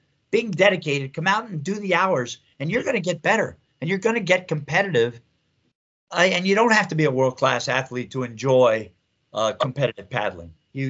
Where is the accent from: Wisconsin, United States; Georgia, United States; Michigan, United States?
Michigan, United States; Menominee; I said, Tim, I thought, yeah, I'm from Menominee.